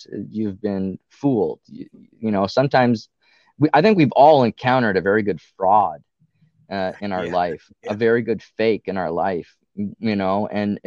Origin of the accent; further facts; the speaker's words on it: Ottawa, Ontario, Canada; we're all from the Ottawa area, which is on the border with Quebec here.